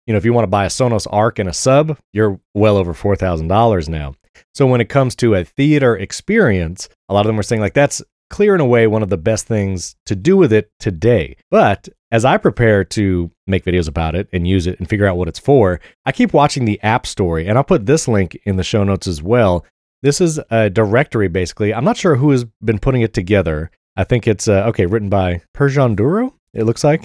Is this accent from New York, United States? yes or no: yes; New York, United States; I'm from New York